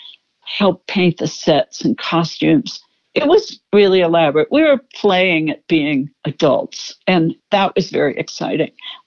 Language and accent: English; Pittsburgh, Pennsylvania, United States; moved away; I was born in Pittsburgh